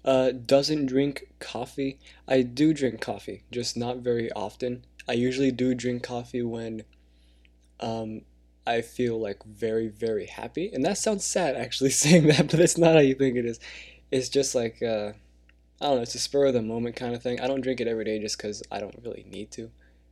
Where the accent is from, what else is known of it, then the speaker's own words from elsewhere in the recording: California, United States; born there; I was born in California. I don't know the city, to be honest. I was born in the US of A, and so I was born here, not in another country.